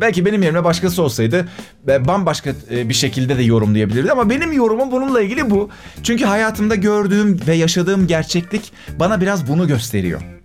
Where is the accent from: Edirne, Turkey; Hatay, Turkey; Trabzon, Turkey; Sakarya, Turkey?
Sakarya, Turkey; Akyazı; moved away as an adult; also born or lived in Adapazarı / Eskişehir; now in Istanbul, Turkey; Ben Akyazı'da büyüdüm.